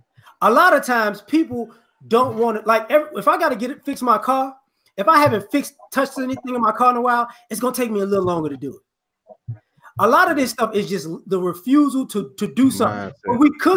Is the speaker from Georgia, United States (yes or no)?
no; New Orleans, Louisiana, United States; born there; Like I said before, I was born in New Orleans.